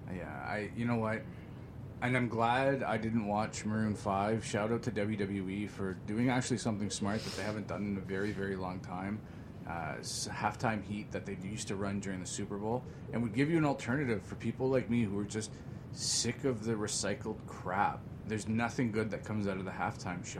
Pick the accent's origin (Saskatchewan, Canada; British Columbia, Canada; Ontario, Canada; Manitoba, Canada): Ontario, Canada; Greater Toronto Area